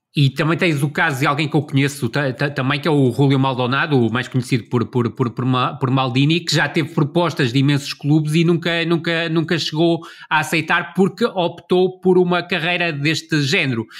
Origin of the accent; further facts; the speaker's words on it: Vila do Conde, Norte, Portugal; através do clube da, da minha terra, ou do, do, do Rio Ave